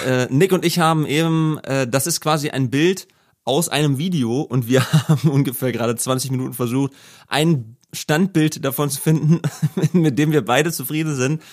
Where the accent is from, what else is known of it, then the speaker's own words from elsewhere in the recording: Braunschweig, Lower Saxony, Germany; moved away as an adult; also born or lived in Peine; now in Hanover, Germany; in die Straßen meiner Heimat gefahren sind, in denen ich die ersten 20 Jahre aufgewachsen bin